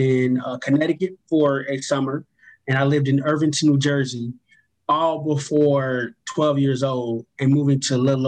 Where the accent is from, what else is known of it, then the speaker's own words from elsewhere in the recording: Belize; moved away; I was born in Belize, Central America